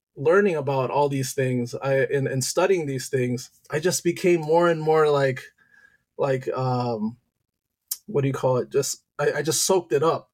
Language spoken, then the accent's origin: English; Detroit, Michigan, United States; also born or lived in Loma Linda, California / Santo Domingo; I moved to Detroit, Michigan when I was three, and at that time is where um, you know, it, I it basically grew up as a Michigander